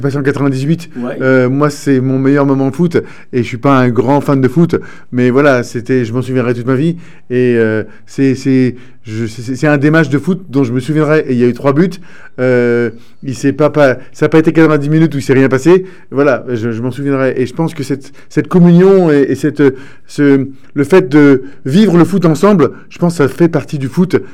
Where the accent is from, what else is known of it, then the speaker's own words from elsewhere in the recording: Iran; Je suis né en Iran